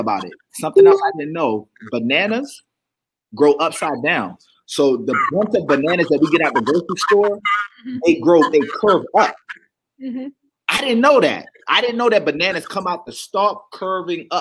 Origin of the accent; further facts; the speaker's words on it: Baltimore, Maryland, United States; I'm from Baltimore.